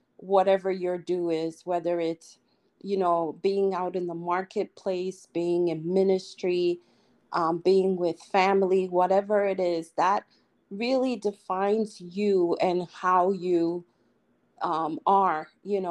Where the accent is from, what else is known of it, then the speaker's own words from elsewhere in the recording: New York City, New York, United States; moved away as an adult; I came from the Lower East Side of Manhattan